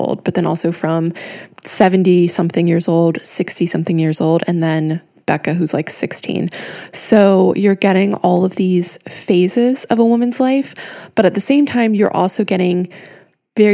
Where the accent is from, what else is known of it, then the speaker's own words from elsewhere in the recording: United States; now in Europe; as an American reader, like I do live in Europe, but as an American reader